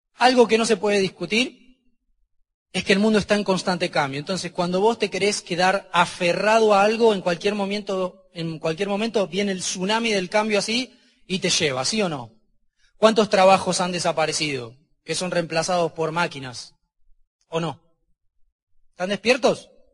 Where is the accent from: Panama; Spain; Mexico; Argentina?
Argentina; Porque soy argentino